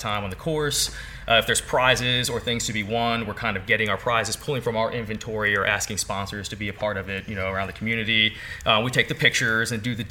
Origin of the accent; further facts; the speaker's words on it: St. Mary's County, Maryland, United States; I was born and raised here in St. Mary's County